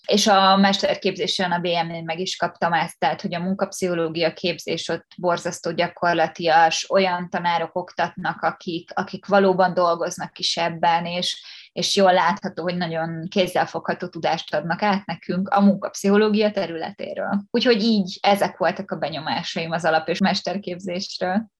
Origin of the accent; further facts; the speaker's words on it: Pécs, Baranya, Hungary; moved away as an adult; now in Budapest, Hungary; én Pécsi vagyok